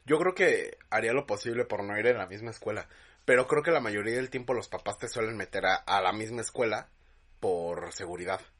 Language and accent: Spanish; Mexico; es acento de acá